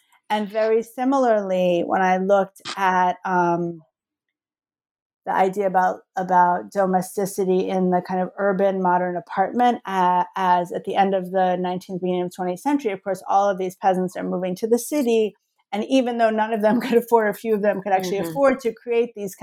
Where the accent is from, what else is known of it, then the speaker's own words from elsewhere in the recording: New Jersey, United States; now in Miami, United States; growing up in New Jersey in the 80s